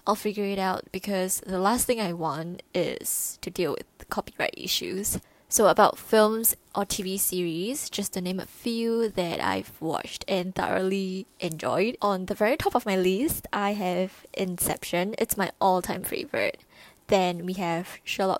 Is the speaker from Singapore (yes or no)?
yes; Singapore